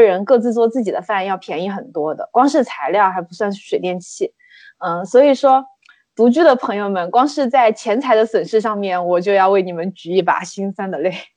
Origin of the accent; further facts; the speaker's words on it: Sichuan, China; moved away; 在我的老家，也就是四川地区